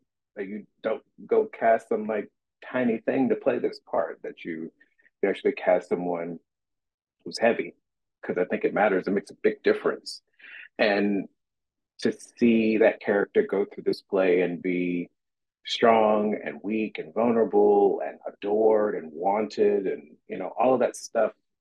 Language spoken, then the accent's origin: English; Bessemer City, North Carolina, United States; moved away; I'm from North Carolina. I'm from Bessemer. I grew up in Bessemer City, North Carolina